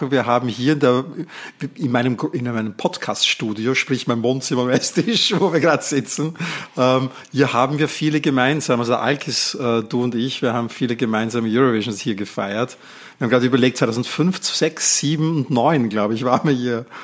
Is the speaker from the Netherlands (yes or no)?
yes; Netherlands; Und ich ähm, konnte als Niederländer dann auch anrufen dort und ich habe für die Türkei angerufen.